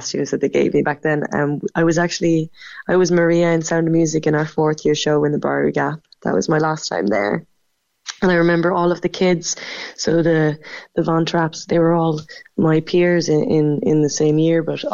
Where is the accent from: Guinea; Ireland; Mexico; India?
Ireland; Macroom, Munster; moved away; also born or lived in Cork / London; I'm from Macroom. I grew up in Raleigh